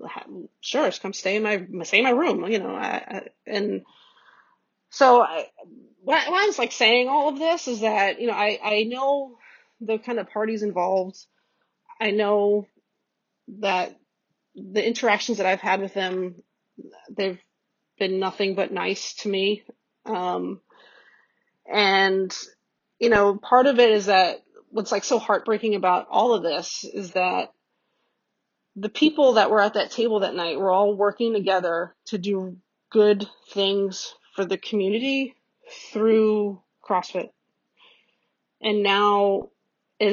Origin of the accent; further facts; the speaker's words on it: New York, United States; I'm a New Yorker.